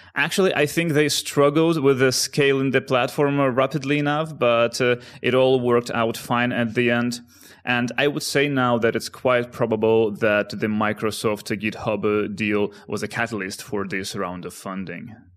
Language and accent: English; Ukraine; also born or lived in Netherlands; now in Amsterdam, Netherlands; one guy from my hometown in Ukraine and another, uh, from the Netherlands where I live right now